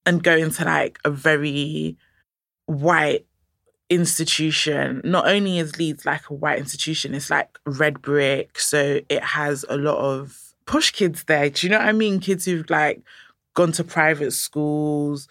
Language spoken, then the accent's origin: English; Nigeria; I'm Nigerian